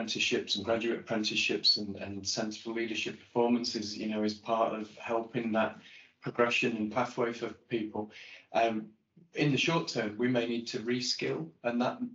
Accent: Blackpool, North West England, United Kingdom; When I grew up in Blackpool, I was big on ice skating

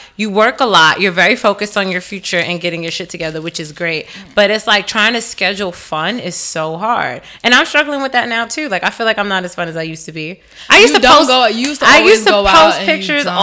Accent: New York City, New York, United States; as a New Yorker

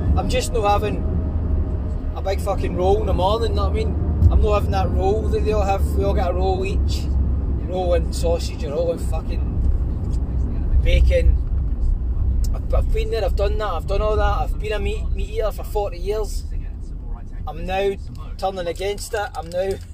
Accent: Glasgow, Scotland, United Kingdom; I am a boy from Glasgow

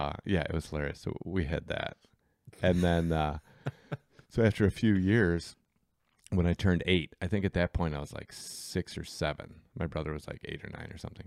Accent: Berkeley, Michigan, United States; also born or lived in Kalamazoo, Michigan; I grew up in Berkeley. I played soccer where, like, the city of Berkeley didn't even have youth soccer.

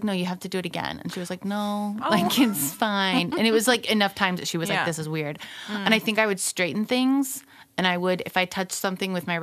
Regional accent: South Carolina, United States; born or raised there; moved away as an adult; also born or lived in London; now in Stockholm, Sweden

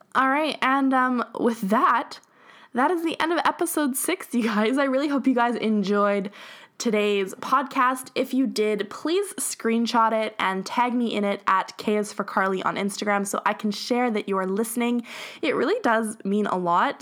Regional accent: Edmonton, Alberta, Canada; we're from Edmonton, like, we're from Alberta

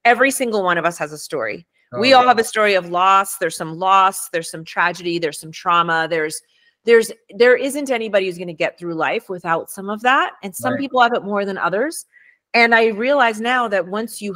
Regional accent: New York City, New York, United States; first language Spanish; English is a second language; moved away; also born or lived in Harlem / South Bronx; I was born in Harlem. I was raised in Washington Heights and I spent most of my time in the South Bronx.

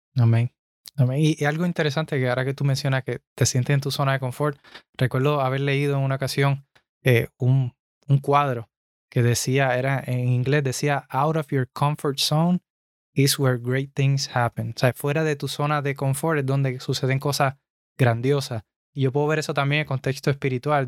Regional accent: Puerto Rico; moved away as an adult; now in United States; yo soy de Puerto Rico. Eh, nacido y criado allá

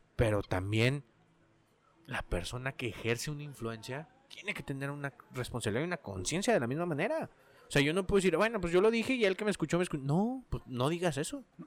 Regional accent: Mexico

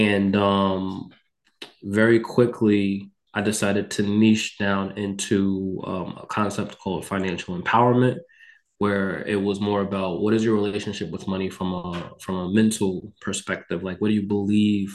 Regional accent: Mount Vernon, New York, United States; moved away as an adult; also born or lived in Texas / Connecticut; I am from Mount Vernon, New York, which is a city in Westchester County. I grew up experiencing aspects of poverty

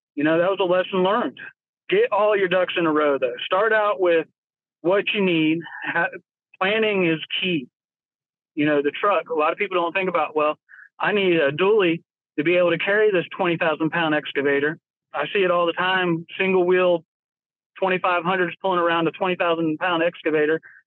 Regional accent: Florida, United States; moved away as an adult; now in North Carolina, United States; I grew up in Florida. I was born in Florida, uh, lived there for 30 years

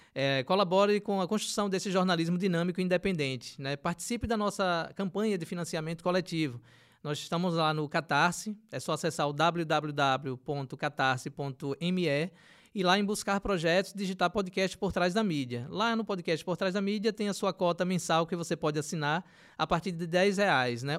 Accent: Aracaju, Sergipe, Brazil; Eu sou do, do Bugio, lá sempre uhum. falo do uhum. Bugio, que adoro aquela região lá, que tem um manguezal circulando uhum. ali com o Rio do Sal

